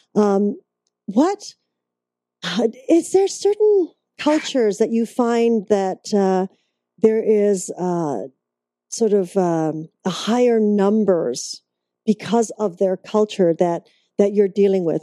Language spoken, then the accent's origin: English; Canada; moved away; I'm originally from Canada